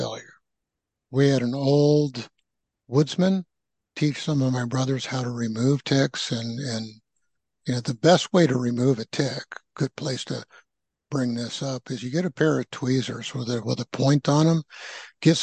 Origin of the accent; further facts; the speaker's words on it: San Francisco Bay Area, California, United States; moved away as an adult; also born or lived in Midwest; now in Asheville, United States; I grew up in the West Coast, San Francisco Bay Area